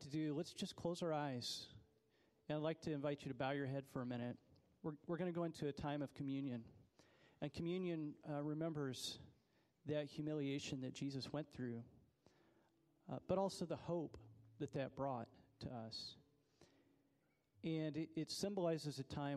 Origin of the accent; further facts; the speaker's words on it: United States; as an American